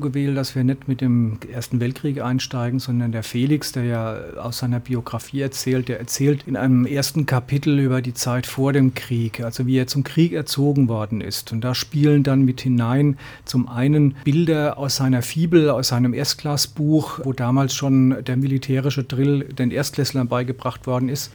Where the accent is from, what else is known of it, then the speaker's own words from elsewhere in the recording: Ludwigshafen, Rhineland-Palatinate, Germany; also born or lived in Mannheim; now in Neustadt an der Weinstraße, Germany; stamme aus Mannheim und Ludwigshafen, bin aufgewachsen in Ludwigshafen, in Mannheim in die Schule gegangen lange